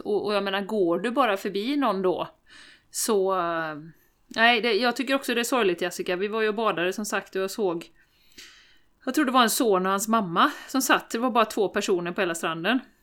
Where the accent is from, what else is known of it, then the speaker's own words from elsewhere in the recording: Sweden; vi som svenskar